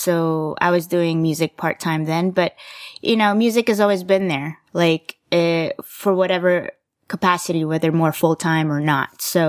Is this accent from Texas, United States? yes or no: yes; Dallas, Texas, United States; I consider myself a Texan. You? Dallas, Fort Worth. As far as Asian-ness go, I'm Filipino.